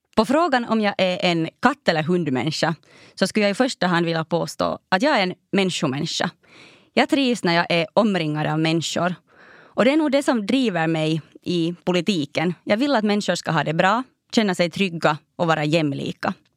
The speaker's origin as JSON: {"language": "Swedish", "town": "Raseborg", "region": "Uusimaa", "country": "Finland", "tie": "born or raised there", "also_born_or_lived": "Helsinki", "said": "min älskade hemstad Raseborg"}